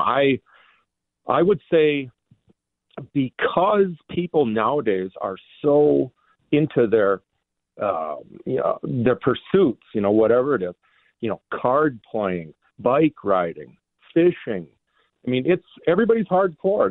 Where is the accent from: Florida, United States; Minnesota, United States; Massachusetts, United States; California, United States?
Minnesota, United States; moved away as an adult; now in Wisconsin, United States; I do live in Wisconsin, but I was, you know, I grew up in Minnesota my whole life